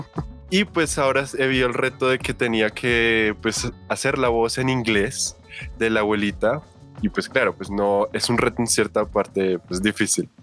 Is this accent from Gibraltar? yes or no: no; Colombia; nosotros somos de Colombia